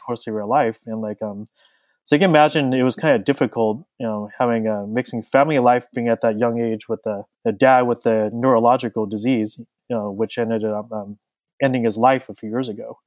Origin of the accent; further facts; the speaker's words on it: Southern California, United States; I was born and raised in Southern California